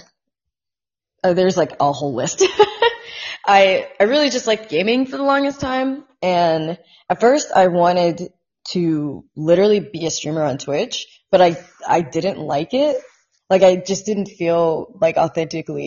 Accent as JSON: {"language": "English", "region": "Indiana", "country": "United States", "tie": "born or raised there", "also_born_or_lived": "Long Beach, California / Washington, D.C.", "moved": "as an adult"}